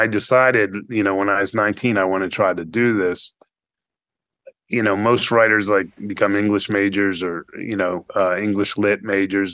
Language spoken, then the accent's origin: English; Fort Lauderdale, Florida, United States; I grew up in South Florida, Fort Lauderdale, and it was pretty much a tourist town